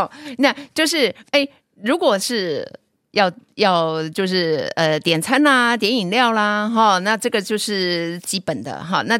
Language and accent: Chinese; Hualien County, Taiwan; Charlotte 的老公是我们花莲人哦